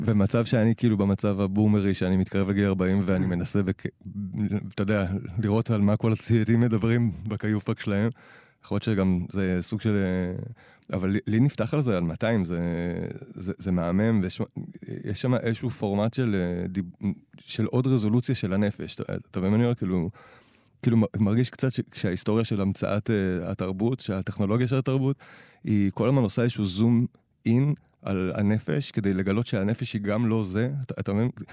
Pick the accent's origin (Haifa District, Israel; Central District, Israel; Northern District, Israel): Northern District, Israel; Nahalal; אני גדלתי בנהלל